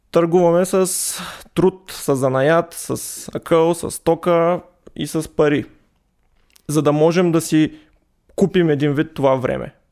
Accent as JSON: {"language": "Bulgarian", "town": "Stara Zagora", "region": "Stara Zagora Province", "country": "Bulgaria", "tie": "born or raised there", "said": "Ами от моят роден край в Стара Загора са неолитните жилища, които са на 8000 години поне."}